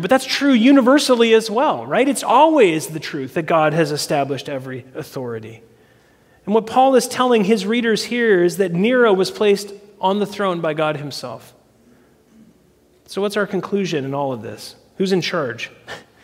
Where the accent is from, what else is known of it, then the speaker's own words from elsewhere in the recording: United States; our country was founded on resistance and revolution